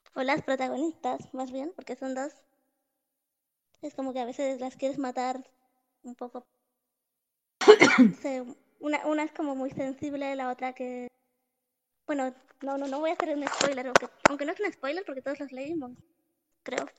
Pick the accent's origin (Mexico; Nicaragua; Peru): Nicaragua; soy de Nicaragua